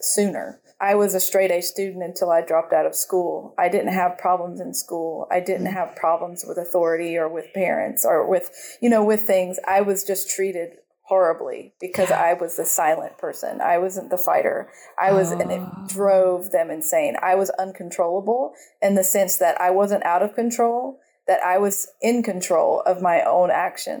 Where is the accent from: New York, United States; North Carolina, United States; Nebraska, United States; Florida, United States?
North Carolina, United States; also born or lived in Georgia; now in Costa Rica; I grew up in North Carolina and a little bit in Georgia